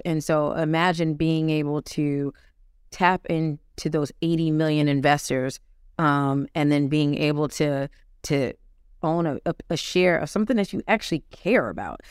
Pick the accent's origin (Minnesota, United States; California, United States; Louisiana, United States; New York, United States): New York, United States; New York City; moved back to my hometown, New York City, Harlem, New York